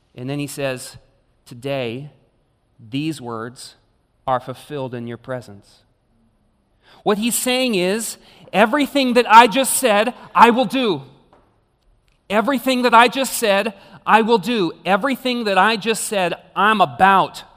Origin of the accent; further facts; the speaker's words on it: Clovis, California, United States; I grew up in the suburb of Clovis